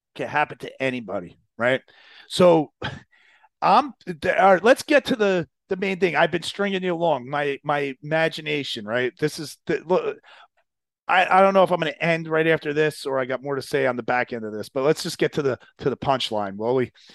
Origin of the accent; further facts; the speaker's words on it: New Jersey, United States; I grew up in Jersey